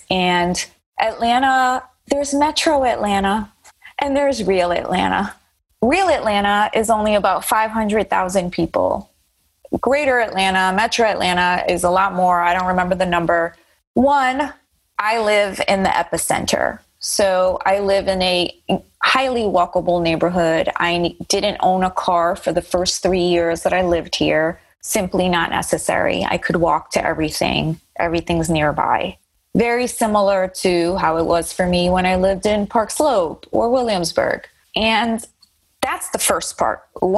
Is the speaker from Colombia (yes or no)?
yes; Colombia; first language Spanish; English is a second language; also born or lived in United States; My parents are not from here. I was born in the United States, but had a lot of upbringing in Colombia, which is obviously very different. I learned English at the age of 6.